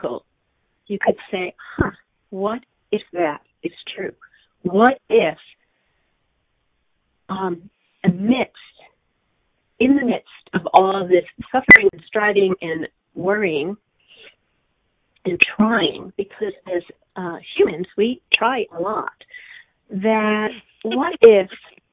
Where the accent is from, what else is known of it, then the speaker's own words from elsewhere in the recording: East Coast, United States; I am from the East Coast, and I'm a total East Coast Jew through and through.